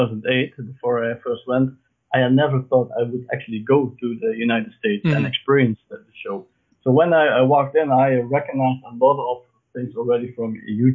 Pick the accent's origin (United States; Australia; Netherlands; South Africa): Netherlands; I came all the way from the Netherlands